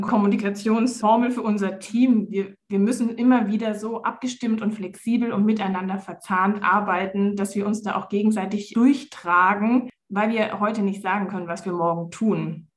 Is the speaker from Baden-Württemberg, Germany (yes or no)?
yes; Swabian Jura, Baden-Württemberg, Germany; moved away as an adult; also born or lived in Palatinate; now in Konstanz, Germany; Ich bin in der Pfalz geboren, und bin dann mit fünf Jahren auf die Schwäbische Alb verzogen worden